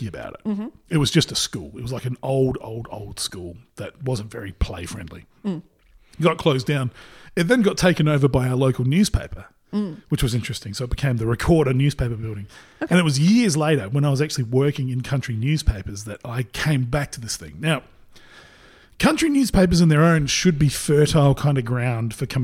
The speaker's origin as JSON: {"language": "English", "town": "Port Pirie", "region": "South Australia", "country": "Australia", "tie": "born or raised there", "said": "So I grew up in Port Pirie and went to the local Catholic school there."}